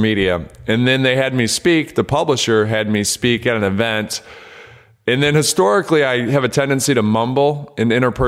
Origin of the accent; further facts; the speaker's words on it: Detroit, Michigan, United States; I grew up in Detroit